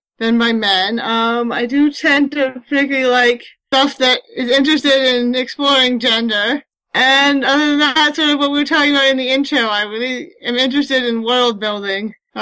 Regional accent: San Francisco Bay Area, California, United States; I grew up in the San Francisco Bay Area, and I had access to great bookstores.

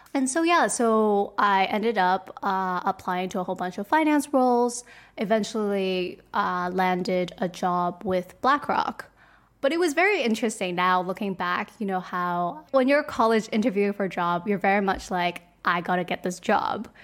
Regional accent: Hong Kong; I was born and raised in Hong Kong

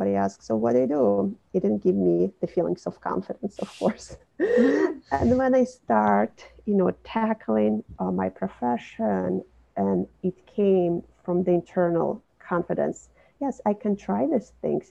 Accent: Minsk, Belarus; moved away as an adult; also born or lived in Brooklyn, New York City; now in New York City, United States; I was born and raised in Belarus, Minsk, as a part of Soviet Union

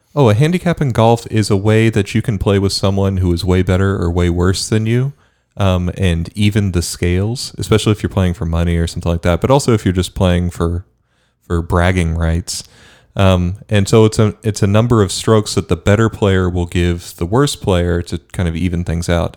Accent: Bermuda; moved away; I grew up in Bermuda

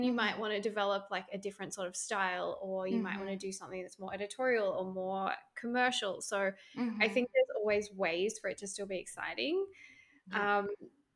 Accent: Australia; moved away as an adult; now in Vancouver, Canada; I'm an Australian. I currently live in Vancouver, Canada

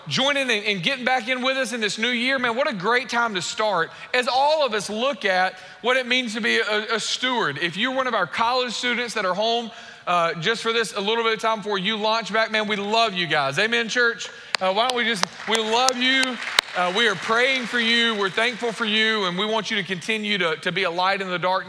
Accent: United States; we're American

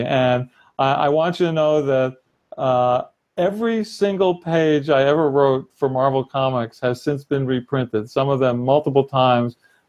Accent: New York City, New York, United States; I was from Brooklyn. I grew up in Brooklyn.

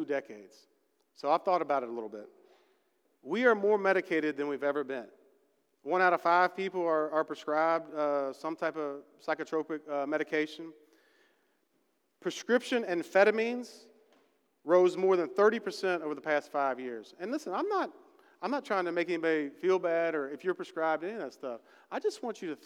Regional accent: West Virginia, United States; I'm from West Virginia

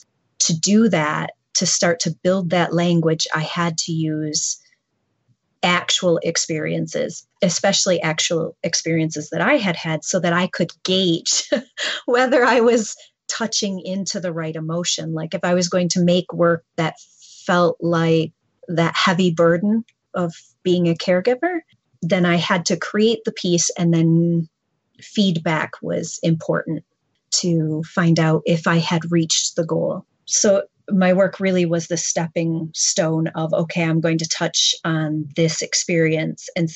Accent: northern lower Michigan, United States; now in Flint, United States; I grew up in Michigan, but I grew up in northern lower Michigan

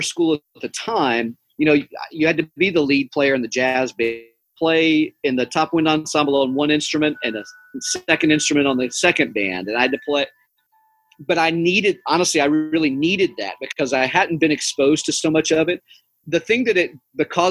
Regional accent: Cherokee, North Carolina, United States; now in Mount Pleasant, United States; I grew up in Cherokee, North Carolina

